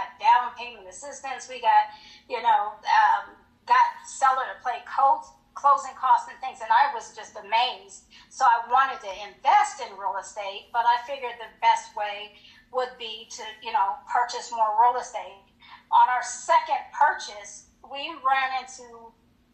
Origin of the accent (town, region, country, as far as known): Colorado Springs, Colorado, United States; moved away as an adult; also born or lived in Hinesville, Georgia